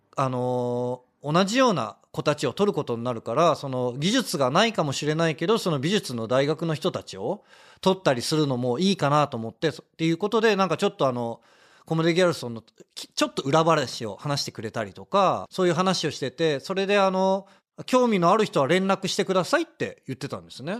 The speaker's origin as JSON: {"language": "Japanese", "region": "Tokyo", "country": "Japan", "tie": "born or raised there", "said": "東京生まれだったのも、"}